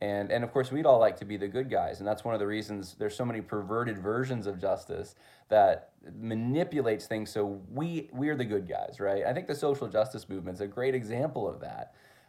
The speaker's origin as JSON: {"language": "English", "region": "California", "country": "United States", "said": "I came from Southern California initially, and some family members had some ties to Hollywood, etc."}